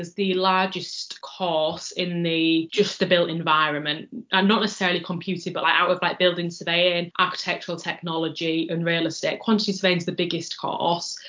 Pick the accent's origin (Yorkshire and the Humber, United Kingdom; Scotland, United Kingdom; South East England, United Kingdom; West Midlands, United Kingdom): Yorkshire and the Humber, United Kingdom; Hull; moved away as an adult; now in Leeds, United Kingdom; I'm originally from Hull, which is about an hour away driving or on the train